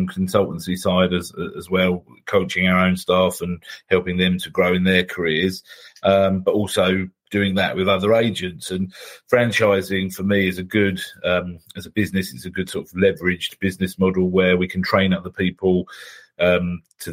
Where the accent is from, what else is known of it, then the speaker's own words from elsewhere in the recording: United Kingdom; we're British